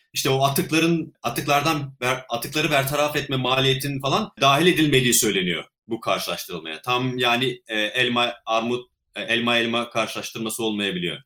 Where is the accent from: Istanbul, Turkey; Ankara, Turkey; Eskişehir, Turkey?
Ankara, Turkey; Çubuk; moved away as an adult; now in Australia; Ben Ankara'da çubukta doğdum. Ee, ot endüstrümenliğini bitirene kadar da Ankara'da yaşadım